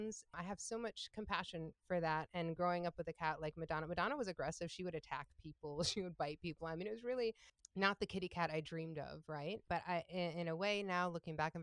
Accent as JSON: {"language": "English", "town": "Ann Arbor", "region": "Michigan", "country": "United States", "tie": "born or raised there", "also_born_or_lived": "Interlochen, Michigan", "said": "I was born and raised in Ann Arbor, Michigan."}